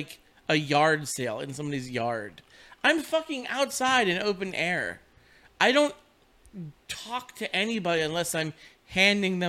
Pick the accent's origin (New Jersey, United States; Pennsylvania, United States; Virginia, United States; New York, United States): Pennsylvania, United States; Western; I am from Western Pennsylvania